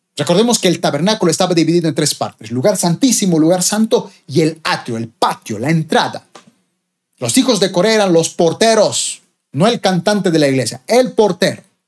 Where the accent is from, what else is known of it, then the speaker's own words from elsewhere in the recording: Bolivia; mi país, Bolivia